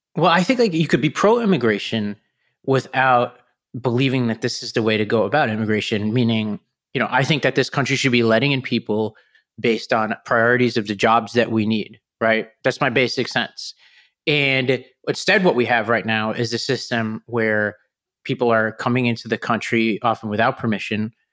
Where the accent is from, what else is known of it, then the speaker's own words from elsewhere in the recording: New York City, New York, United States; my hometown of Staten Island